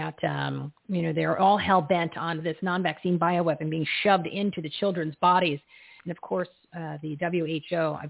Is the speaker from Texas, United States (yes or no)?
no; New Jersey, United States; I grew up in New Jersey